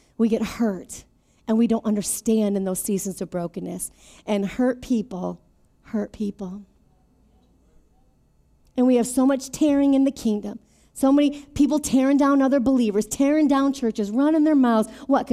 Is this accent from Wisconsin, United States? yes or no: yes; Beloit, Wisconsin, United States; moved away as an adult; also born or lived in Mesa, Arizona; from Beloit, Wisconsin